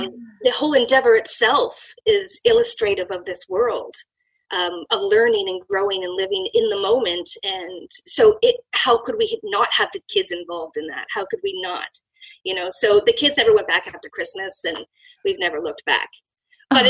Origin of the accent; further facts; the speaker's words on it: Canada; I'm from Canada